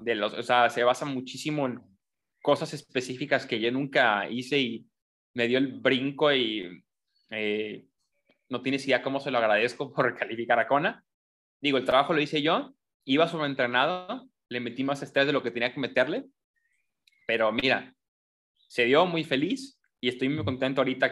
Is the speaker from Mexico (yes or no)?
yes; Colima, Mexico; yo soy de Colima